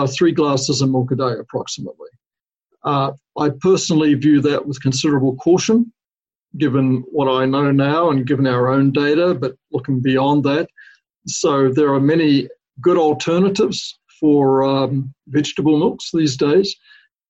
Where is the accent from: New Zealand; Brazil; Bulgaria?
New Zealand; now in United States; the country that I grew up in New Zealand